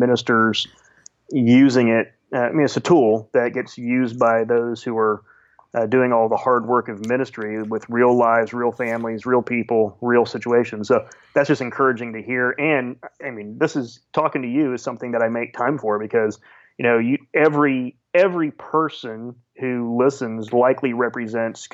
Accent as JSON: {"language": "English", "town": "Sarasota", "region": "Florida", "country": "United States", "tie": "born or raised there", "lives_now": "Orlando, United States", "said": "born and raised in Sarasota"}